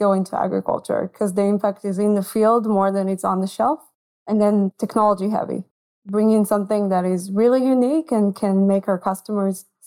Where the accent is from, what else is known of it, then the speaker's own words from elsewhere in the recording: Israel; moved away as an adult; now in United States; I'm from Israel originally